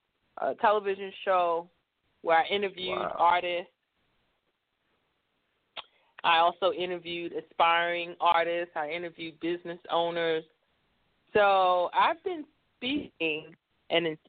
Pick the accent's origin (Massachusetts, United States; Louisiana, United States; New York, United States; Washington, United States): New York, United States; New York City; I was born and raised in New York City.